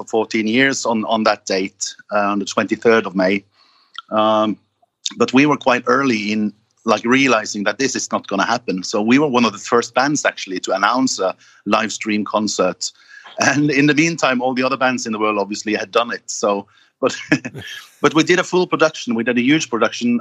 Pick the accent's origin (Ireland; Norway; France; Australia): Norway; my hometown, which is small, well, 100,000, it's the sixth biggest city in Norway